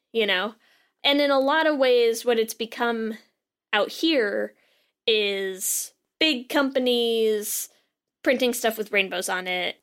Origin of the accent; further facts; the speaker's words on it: Connecticut, United States; I grew up in Connecticut